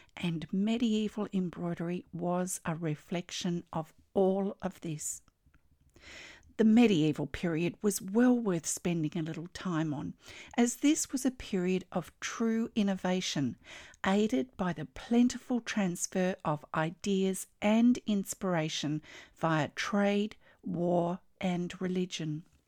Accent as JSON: {"language": "English", "country": "Australia", "said": "I'm an Australian textile artist"}